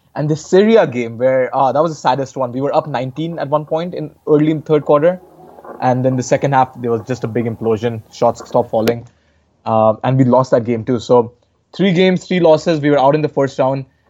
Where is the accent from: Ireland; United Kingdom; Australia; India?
India; Varanasi, Uttar Pradesh; my hometown in Varanasi